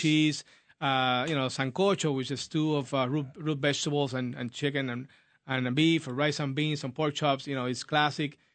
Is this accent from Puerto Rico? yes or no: yes; Puerto Rico; moved away as an adult; now in United States; I'm born and raised in Puerto Rico, moved to the United States, uh, a while ago